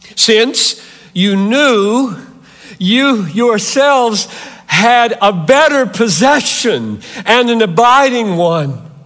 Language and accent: English; Greenville, South Carolina, United States; moved away; I grew up three hours from here in Greenville, South Carolina.